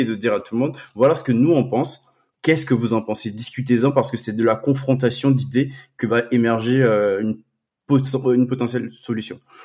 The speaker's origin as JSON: {"language": "French", "country": "Côte d’Ivoire", "tie": "born or raised there", "moved": "yes", "lives_now": "France", "said": "j'ai grandi en Côte d'Ivoire"}